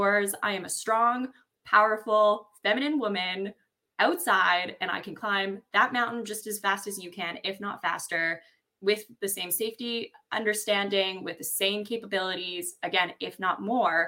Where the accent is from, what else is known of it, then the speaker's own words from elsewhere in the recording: Ontario, Canada; I grew up in Ontario, farmland Ontario, in the woods